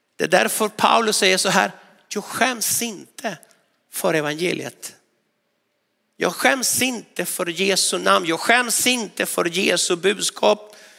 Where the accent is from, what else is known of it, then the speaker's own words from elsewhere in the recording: northwestern Argentina, Argentina; now in Sweden; utanför min hemstad i nordvästra Argentina